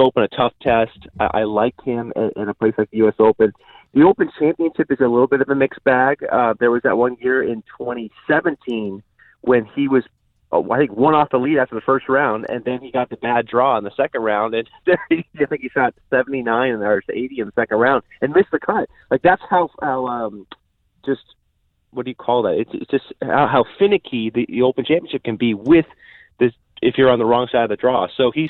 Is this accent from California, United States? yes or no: yes; Sacramento, California, United States; my hometown, from Sacramento, California.